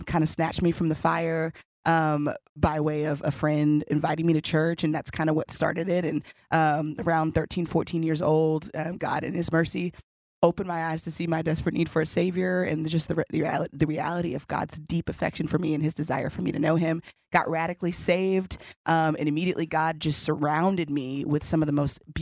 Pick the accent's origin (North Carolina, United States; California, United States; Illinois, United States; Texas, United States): Texas, United States; Houston; I grew up in Houston